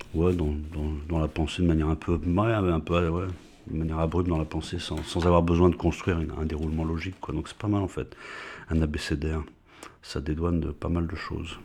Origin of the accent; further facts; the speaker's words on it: France; en tant que Français, qui parle français, qui a été à l'école publique française